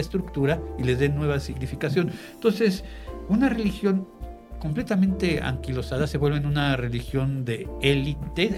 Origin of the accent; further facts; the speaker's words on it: Mexico; identificarme y conservarme como mexicano